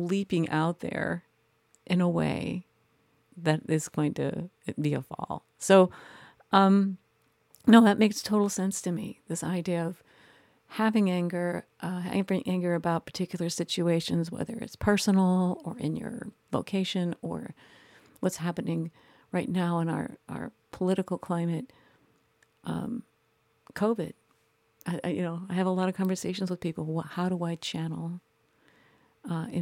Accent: Midwest, United States; I was raised in the Midwest as a Midwestern woman

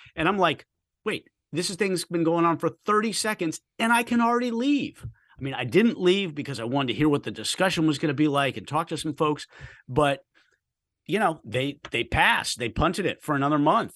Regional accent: Washington, District of Columbia, United States; moved away; I grew up Washington, D C area

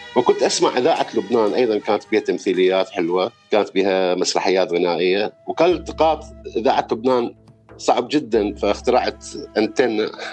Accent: Baghdad, Baghdad Governorate, Iraq; ولدت أنا في بغداد في 12 6 عام 1969

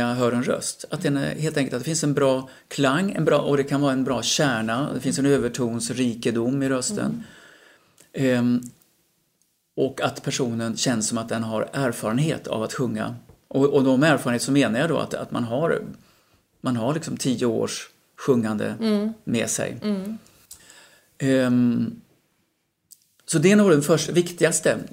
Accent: Falkenberg, Halland County, Sweden; moved away as an adult; also born or lived in Gothenburg; now in Stockholm, Sweden; Jag växte upp i Falkenberg eh, under tonåren

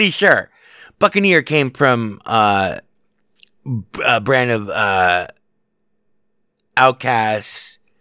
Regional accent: Las Vegas, Nevada, United States; I was raised here in Las Vegas on arcade games

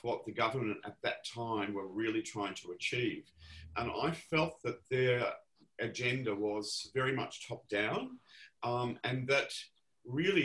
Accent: Melbourne, Victoria, Australia; I grew up in Ripon Lee, not far from the ABC television station

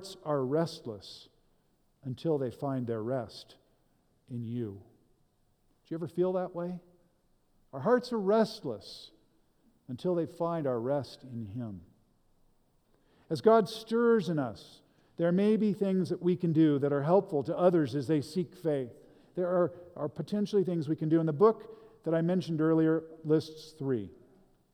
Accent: United States

